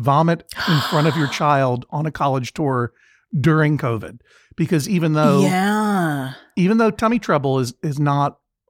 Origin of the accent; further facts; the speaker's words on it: Boston, Massachusetts, United States; It's my hometown.